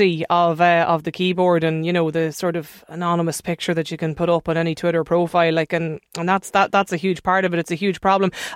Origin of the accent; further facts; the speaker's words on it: Donegal, Ulster, Ireland; I am somebody from Donegal